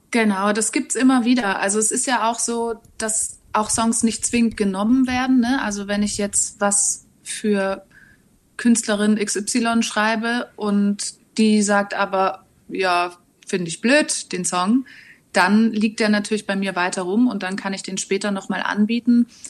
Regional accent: Reutlingen, Baden-Württemberg, Germany; also born or lived in Hamburg; now in Berlin, Germany; Also ich komme eigentlich aus Reutlingen, das ist im schönen Schwaberländle.

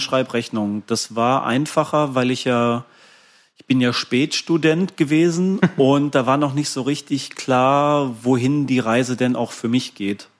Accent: Ruhr area, North Rhine-Westphalia, Germany; moved away; Ich bin ja eigentlich gebürtiger Ruhrgebietler und dann natürlich auch die ersten Konzerte im Ruhrgebiet so gespielt und die ersten Jahre da gewohnt

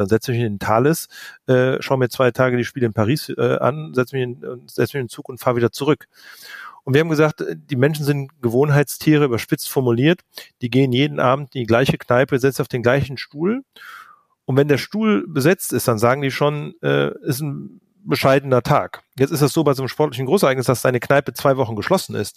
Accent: Cologne, North Rhine-Westphalia, Germany; ich bin selber Kölner

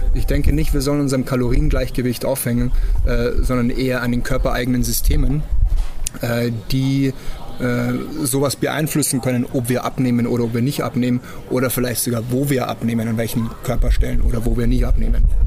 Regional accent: Germany; Bei uns in Deutschland

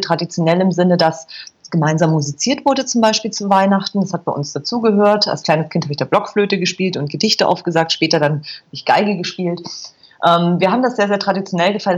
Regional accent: Berchtesgaden, Bavaria, Germany; moved away as an adult; Ich bin in Berchtesgaden groß geworden in Bayern

